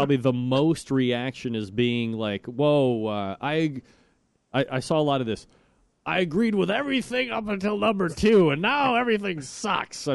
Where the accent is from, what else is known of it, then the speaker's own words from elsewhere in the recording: New York, United States; now in Cleveland, United States; I'm a New Yorker. I was born, raised in New York